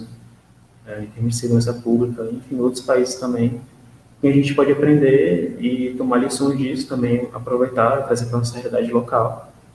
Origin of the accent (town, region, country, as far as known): Brazil